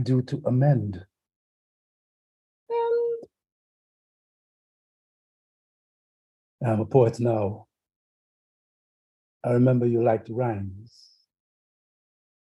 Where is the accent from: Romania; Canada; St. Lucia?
St. Lucia; Castries; also born or lived in Jamaica; 42 Chisel Street is the first house that I grew up in Castries, St. Lucia